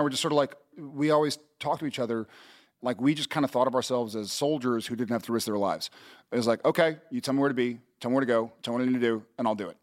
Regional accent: Texas, United States

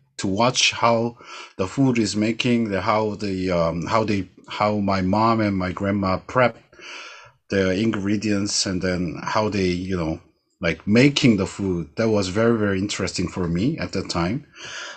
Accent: Daegu, South Korea; moved away as an adult; I am living in another city from Daegu, which is my hometown

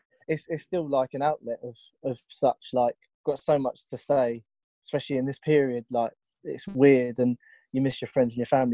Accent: Tunbridge Wells, South East England, United Kingdom; Tunbridge Wells.

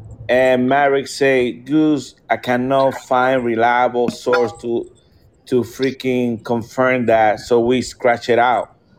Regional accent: Florida, United States; We're from Florida, too

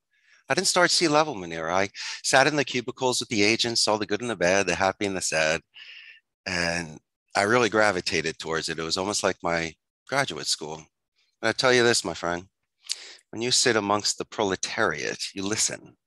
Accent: Philadelphia, Pennsylvania, United States; moved away as an adult; also born or lived in Arizona; now in Costa Rica; I'm originally from Philadelphia. I'm a Philly boy. And when I graduated from the proud Abington High School in 91

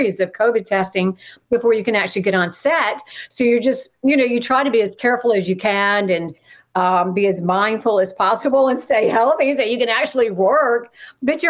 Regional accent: outside Charlotte, North Carolina, United States; moved away; also born or lived in Atlanta / Los Angeles / New York City / New Orleans; I grew up in right outside of Charlotte, North Carolina.

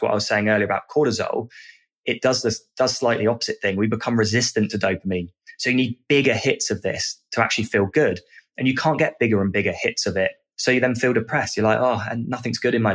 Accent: United Kingdom

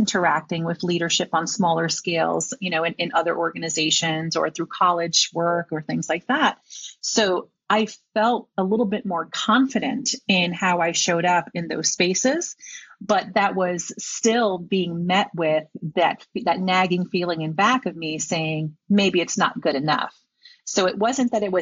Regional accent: New York City, New York, United States; I am a New Yorker. My parents were born in New York, but we hail from Puerto Rico.

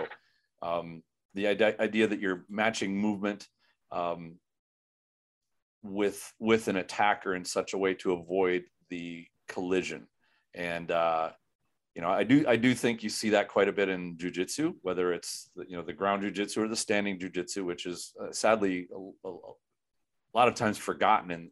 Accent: Minnesota, United States; I'm from Minnesota

